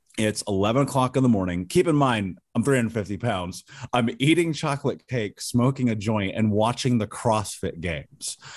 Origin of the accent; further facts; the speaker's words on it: Indianapolis, Indiana, United States; I grew up in Indianapolis